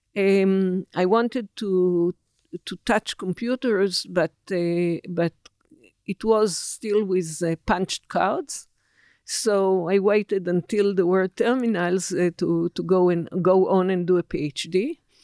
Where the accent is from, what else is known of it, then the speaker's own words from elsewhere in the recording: Israel; I was born in December 1949, a newly born Israel.